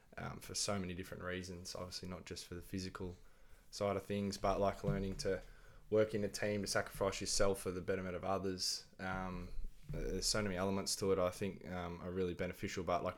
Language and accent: English; Gold Coast, Queensland, Australia; also born or lived in Dandenong, Victoria / Melbourne / Adelaide / Brisbane; I was born in Dandenong, Victoria. I lived there with mum and dad until I was about 2 years of age, and then we moved to Gold Coast because I had really bad asthma as a kid. I've been here most of my life.